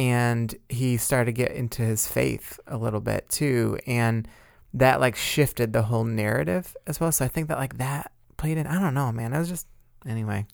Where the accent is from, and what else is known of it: United States